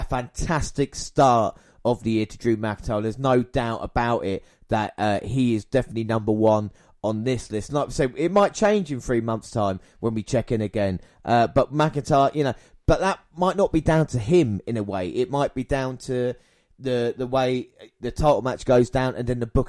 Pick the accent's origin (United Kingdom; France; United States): United Kingdom; with these, obviously it's a personal thing because obviously we're British as well.